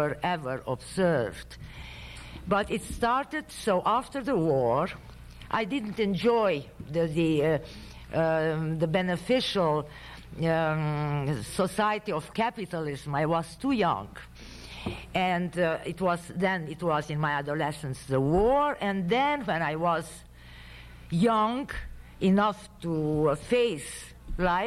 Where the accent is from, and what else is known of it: Romania; born or raised there; English is a second language; moved away